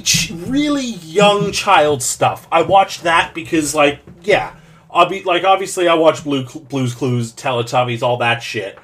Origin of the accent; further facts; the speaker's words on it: Canada; By virtue of being Canadian, I saw a lot of Caillou